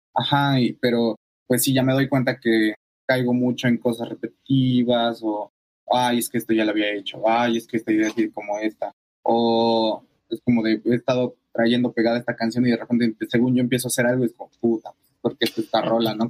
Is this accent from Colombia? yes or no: no; Nezahualcóyotl, State of Mexico, Mexico; first language Spanish; moved away as an adult; now in Mexico City, Mexico; Somos de Ciudad de México. Bueno, de justo al ladito de Ciudad de México, en el Estado de México, ah. hay una, colonia que se llama Nezahualcóyotl. Ahí vivíamos